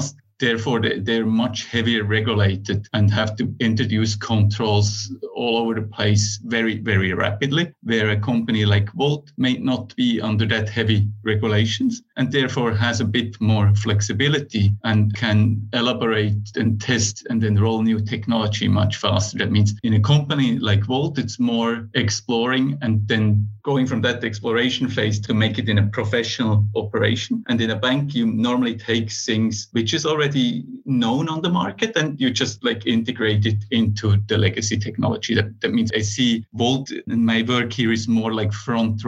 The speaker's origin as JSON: {"language": "English", "country": "Switzerland", "moved": "as an adult", "lives_now": "Finland", "said": "I am originally from Switzerland, started there as a software developer"}